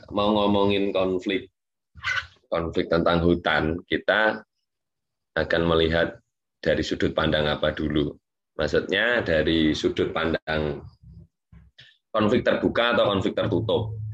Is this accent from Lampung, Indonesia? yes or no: no; Yogyakarta, Special Region of Yogyakarta, Indonesia; saya asli dari Jogja.